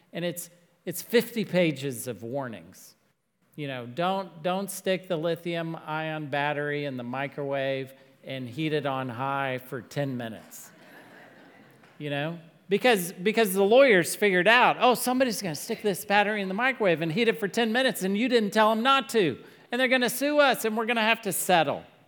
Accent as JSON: {"language": "English", "region": "Texas", "country": "United States", "said": "I'm from Texas."}